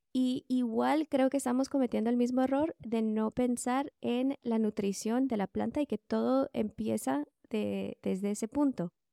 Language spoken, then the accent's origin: Spanish; California, United States; also born or lived in Guatemala; yo nací en Guatemala, pero estudié en los Estados Unidos. Entonces, cuando tenía cinco años, eh, nos fuimos de Guatemala a California